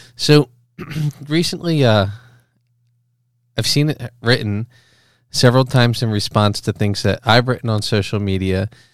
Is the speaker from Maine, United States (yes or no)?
no; Philadelphia, Pennsylvania, United States; moved away as an adult; also born or lived in Boston; I was raised in the Philadelphia area